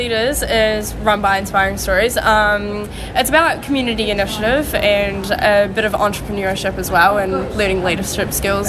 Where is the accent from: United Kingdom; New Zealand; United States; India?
New Zealand; Greymouth, West Coast; I'm from Greymouth, so we're the only ones in the South Island currently.